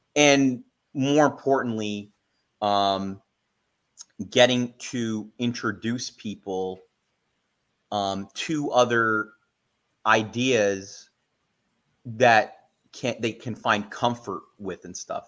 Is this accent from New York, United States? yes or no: yes; New York City, New York, United States; I'm actually from the Bronx